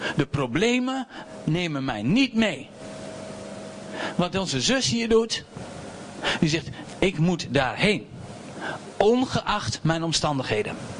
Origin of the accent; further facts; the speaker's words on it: Doetinchem, Gelderland, Netherlands; ik kom uit Doetinchem